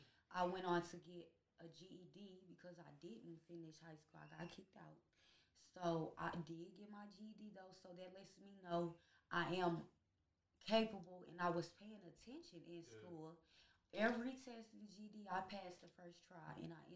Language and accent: English; St. Louis, Missouri, United States; I'm from St. Louis, Missouri area. Overall, in my teens, I moved to St. Louis City area, but in the younger days and the middle school, before high school, I would say, I was raised in St. Louis, North County.